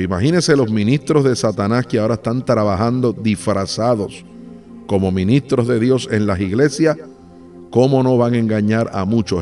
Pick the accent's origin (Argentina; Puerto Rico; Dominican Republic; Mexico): Puerto Rico; now in Uruguay; Soy de Puerto Rico